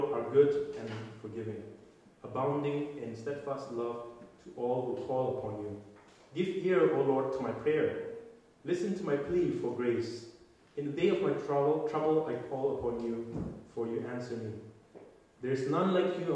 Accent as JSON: {"language": "English", "country": "India", "moved": "yes", "said": "I'm from India"}